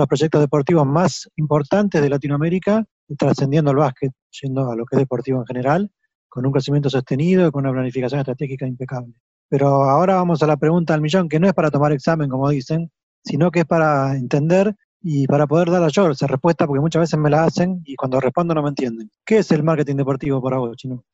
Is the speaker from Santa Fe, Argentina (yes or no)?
no; Buenos Aires, Argentina; yo como porteño